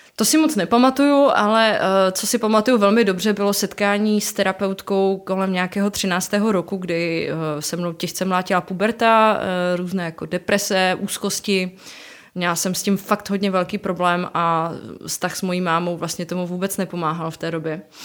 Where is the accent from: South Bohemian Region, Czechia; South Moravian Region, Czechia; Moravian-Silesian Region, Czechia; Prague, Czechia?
Moravian-Silesian Region, Czechia; Ostrava; jsem z Ostravy